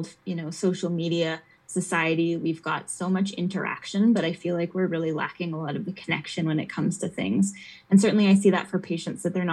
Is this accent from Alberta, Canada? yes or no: yes; Edmonton, Alberta, Canada; now in Calgary, Canada; I grew up in Edmonton, so we were in the city